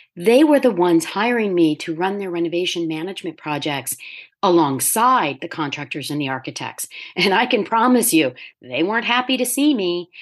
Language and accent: English; Delaware, United States; also born or lived in New York City; at twenty-nine, I found myself back in my home state